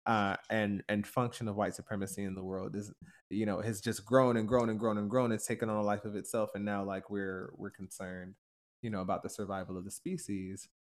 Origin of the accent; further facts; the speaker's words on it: Stone Mountain, Georgia, United States; my church growing up in Stone Mountain, Georgia